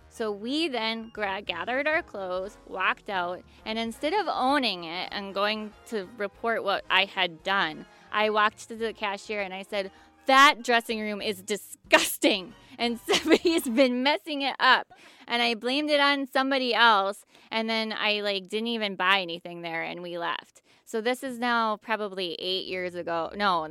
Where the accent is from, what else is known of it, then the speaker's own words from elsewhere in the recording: Midwest, United States; I'm from the Midwest and I shop at Kohl's